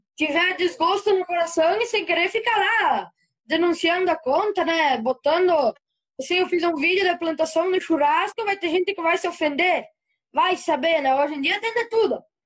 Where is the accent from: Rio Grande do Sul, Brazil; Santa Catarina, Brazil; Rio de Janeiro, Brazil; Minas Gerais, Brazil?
Rio Grande do Sul, Brazil; Antônio Prado; accent: colono do sul; Sou de Antônio Prado, aqui perto de Caxias.